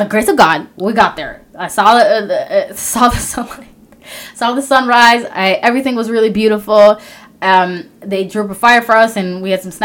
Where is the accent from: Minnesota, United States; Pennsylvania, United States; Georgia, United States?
Minnesota, United States; I'm from Minnesota.